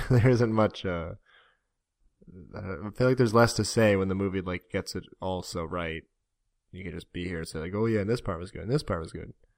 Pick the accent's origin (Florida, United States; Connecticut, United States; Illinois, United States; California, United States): Florida, United States; moved away; we're from Florida